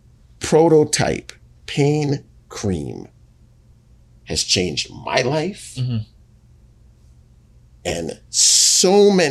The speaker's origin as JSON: {"language": "English", "country": "Jamaica", "said": "as a Jamaican man, and I mean a real Jamaican man"}